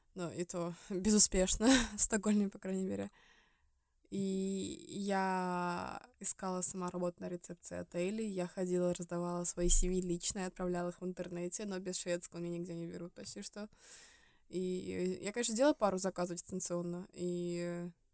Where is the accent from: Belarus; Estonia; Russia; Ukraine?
Estonia; moved away as an adult; now in Sweden; мы жили в Эстонии, потому что я из Эстонии